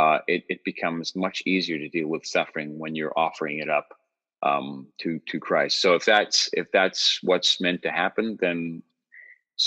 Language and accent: English; New York City, New York, United States; also born or lived in Long Island, New York; I was raised in New York City, and then we moved to the suburbs